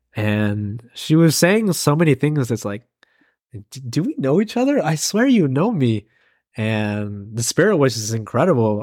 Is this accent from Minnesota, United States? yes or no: no; Oregon, United States; also born or lived in California / Springfield, Oregon; I was born in California. When I was two years old, I came to live here in Oregon